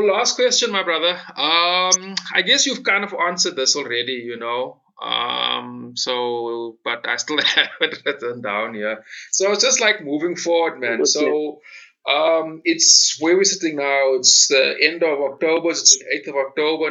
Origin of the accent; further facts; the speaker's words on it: South Africa; as a South African